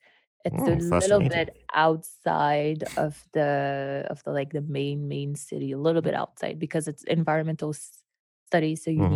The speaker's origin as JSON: {"language": "English", "country": "Haiti", "lives_now": "Montreal, Canada", "said": "I'm from Haiti, so we also speak French and Creole. And now I'm living in Montreal in Canada, so the French part of Canada, in Quebec."}